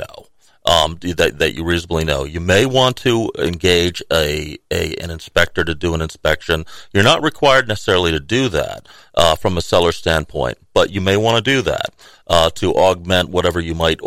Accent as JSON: {"language": "English", "region": "Rhode Island", "country": "United States", "tie": "born or raised there", "also_born_or_lived": "Washington, D.C.", "moved": "as an adult", "lives_now": "Tallahassee, United States", "said": "I grew up in Rhode Island, so I'm a New England"}